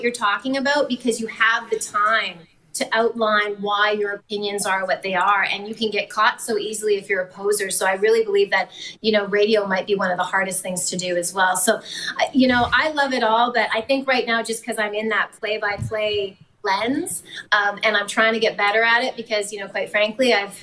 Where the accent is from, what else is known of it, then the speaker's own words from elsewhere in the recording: Manitoba, Canada; growing up in Manitoba